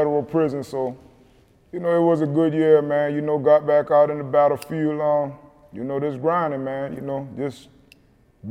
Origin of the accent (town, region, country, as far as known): South Carolina, United States; born or raised there